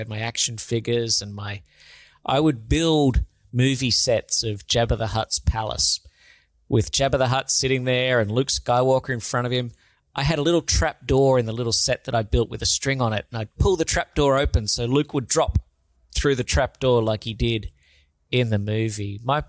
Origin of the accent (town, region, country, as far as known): Sydney, New South Wales, Australia; born or raised there